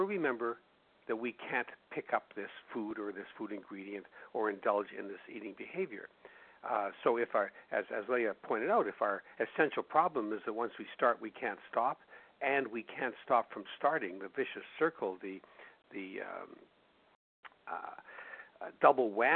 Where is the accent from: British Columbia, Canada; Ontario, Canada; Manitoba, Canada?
Manitoba, Canada; Winnipeg; my hometown of Winnipeg, Canada